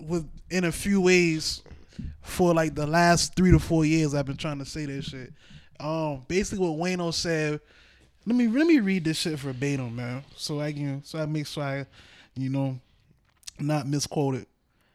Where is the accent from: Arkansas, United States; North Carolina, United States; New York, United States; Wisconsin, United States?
New York, United States; nobody likes us because we're from New York.